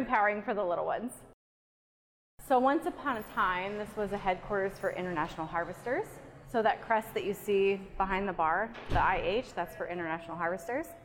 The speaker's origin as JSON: {"language": "English", "region": "Pennsylvania", "country": "United States", "also_born_or_lived": "Germany / State College, Pennsylvania", "said": "I'm from Pennsylvania"}